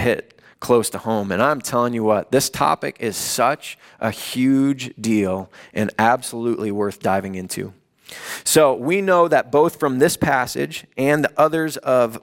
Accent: Chicago, Illinois, United States; moved away as an adult; also born or lived in Los Angeles; I grew up in the Chicago area.

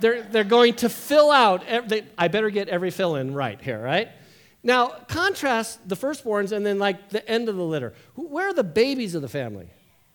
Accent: West Covina, California, United States; moved away as an adult; also born or lived in Huntington Beach, California / Edina, Minnesota; I'm a Southern California dude. I grew up in West Covina, Huntington Beach

